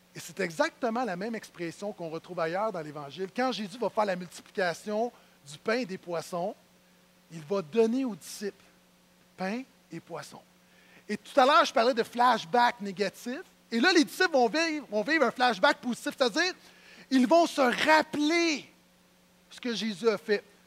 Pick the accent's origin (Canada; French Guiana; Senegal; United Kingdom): Canada; Terrebonne, Quebec; je suis de Terrebonne